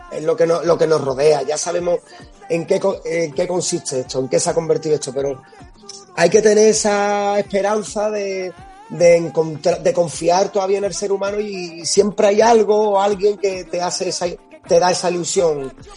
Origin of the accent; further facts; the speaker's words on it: New York, United States; moved away; soy un giddy neoyorquino